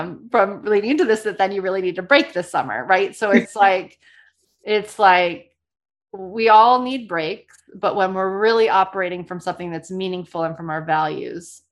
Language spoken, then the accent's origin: English; New Orleans, Louisiana, United States; I'm from New Orleans. And so, you know, every year it's like super fun for me to teach my tradition that I was brought up with around Mardi Gras